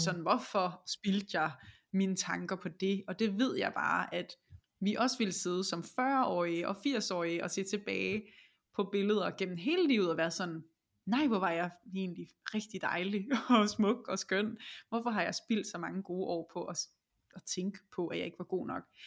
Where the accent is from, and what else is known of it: Denmark